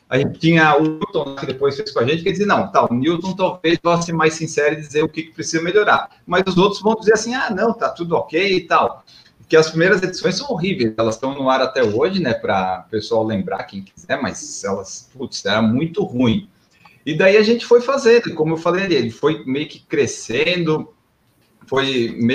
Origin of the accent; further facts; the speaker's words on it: Florianópolis, Santa Catarina, Brazil; como eu sou de Florianópolis, lá em Florianópolis até que não acontece tanto, mas em São Paulo, quando eu venho correr